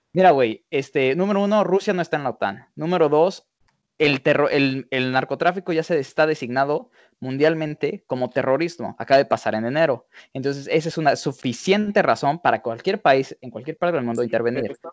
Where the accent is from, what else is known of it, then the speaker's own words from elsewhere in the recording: Mexico; yo soy mexicano hecho y hecho en México